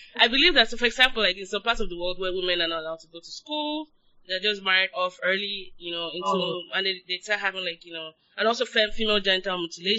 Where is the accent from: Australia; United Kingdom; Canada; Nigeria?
Nigeria; now in United States; I'm still Nigerian.